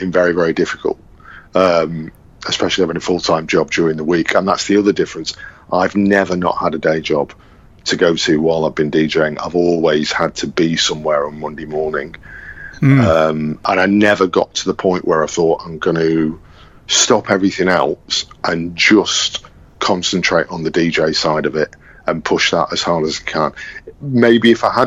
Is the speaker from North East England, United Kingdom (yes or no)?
no; Manchester, North West England, United Kingdom; also born or lived in London; I'm this guy from Manchester